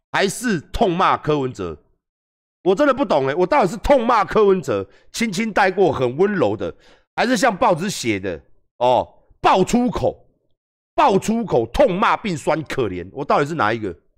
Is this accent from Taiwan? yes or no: yes; Taiwan; 我们年轻人，台湾的年轻一辈